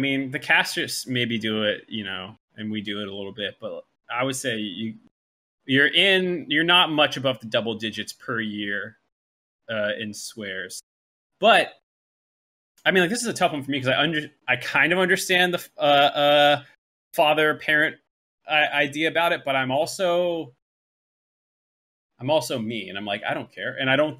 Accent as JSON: {"language": "English", "town": "Boston", "region": "Massachusetts", "country": "United States", "tie": "born or raised there", "said": "I was a Patriots fan because I grew up around Boston, and you just had to be a fan of that thing"}